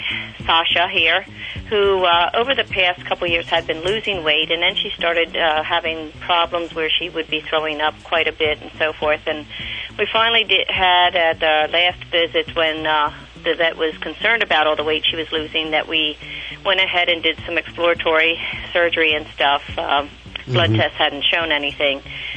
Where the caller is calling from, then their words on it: Reading, Pennsylvania, United States; I'm from Reading, Pennsylvania, WEEU.